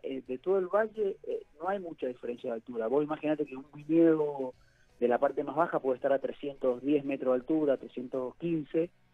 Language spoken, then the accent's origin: Spanish; Mendoza, Argentina; now in San Patricio del Chañar, Argentina; yo soy mendocino, nacido y criado